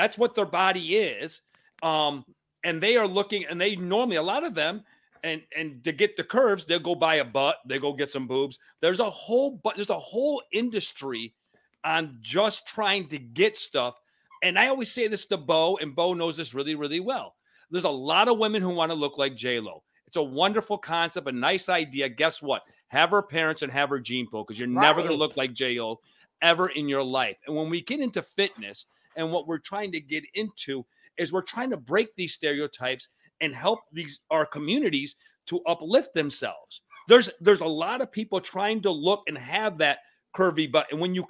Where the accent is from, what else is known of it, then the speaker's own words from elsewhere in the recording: Cuba; now in New York, United States; When we came over from Cuba, my father used to tell me people who were bigger, who were heavier, it's a sign of money.